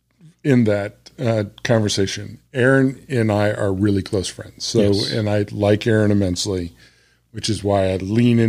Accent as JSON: {"language": "English", "region": "Illinois", "country": "United States", "tie": "born or raised there", "moved": "yes", "lives_now": "Little Rock, United States", "said": "So I grew up in Illinois where there is Old Style and Budweiser."}